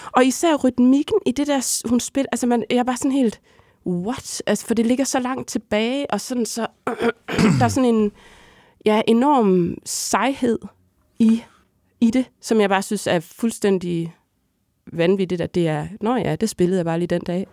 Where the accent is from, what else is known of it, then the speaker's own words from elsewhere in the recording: Hadsund, North Denmark Region, Denmark; moved away; hjemme i Hadsund